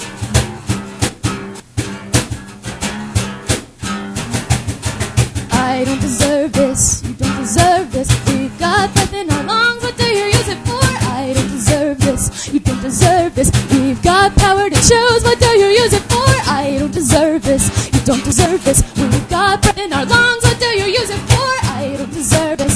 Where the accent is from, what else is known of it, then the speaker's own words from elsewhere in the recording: Pennsylvania, United States; moved away; I'm originally from Pennsylvania